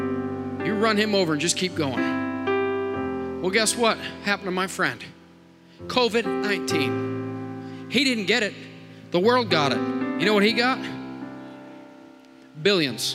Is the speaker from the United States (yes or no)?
yes; Montdale, United States; I grew up in Montdale